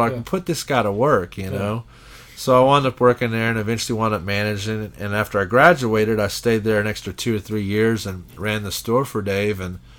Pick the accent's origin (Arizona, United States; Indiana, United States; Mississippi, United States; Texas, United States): Texas, United States; San Antonio; also born or lived in San Marcos, Texas; now in Dallas, United States; I was born in San Marcos, Texas, and moved to San Antonio when I was about 6 to 8 months old. And in San Antonio is where I found my love of music and grew up there and stayed there till I was 18.